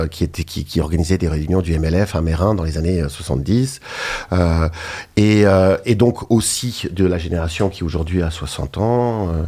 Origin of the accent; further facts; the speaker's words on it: Geneva, Switzerland; je suis de Genève et j'ai travaillé longtemps en tant que naturopathe.